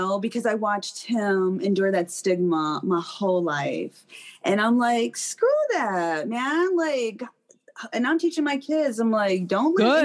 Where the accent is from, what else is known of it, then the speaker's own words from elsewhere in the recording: Detroit, Michigan, United States; moved away; I started smoking as a teenager growing up in Detroit.